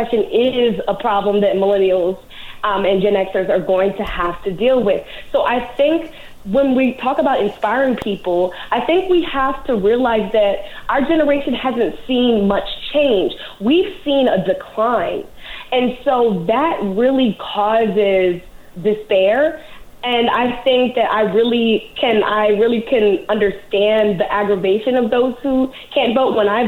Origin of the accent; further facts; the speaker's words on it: New Orleans, Louisiana, United States; I grew up in New Orleans, Louisiana